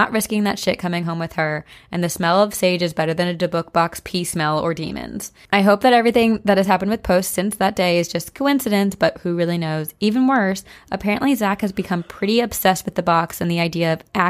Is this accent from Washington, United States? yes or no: no; Pennsylvania, United States; moved away; I'm going home to Pennsylvania in a few weeks.